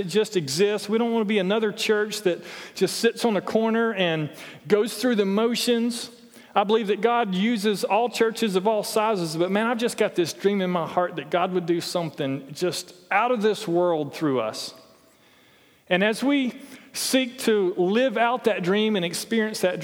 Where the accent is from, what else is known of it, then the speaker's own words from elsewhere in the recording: Toccoa, Georgia, United States; I'm from Toccoa